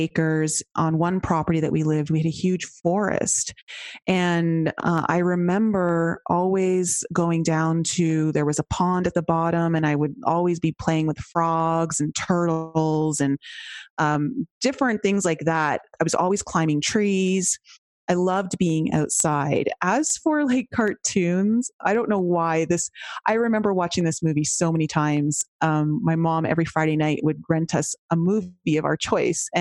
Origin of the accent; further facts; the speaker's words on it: just outside Toronto, Ontario, Canada; accent: Canadian; moved away as an adult; also born or lived in Cayman Islands; now in Colorado, United States; I was born just outside Toronto, Canada. And so my accent will come out in like, well, right there when I say out, about, house.